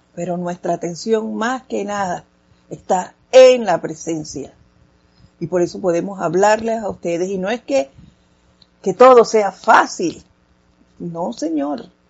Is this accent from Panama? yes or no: yes; Panama; hablando así como, como panameños machacados